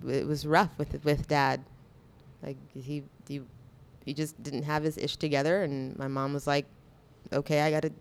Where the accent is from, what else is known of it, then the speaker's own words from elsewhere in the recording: San Diego, California, United States; moved away as an adult; also born or lived in Maryland; now in Panama; I was raised in San Diego, California.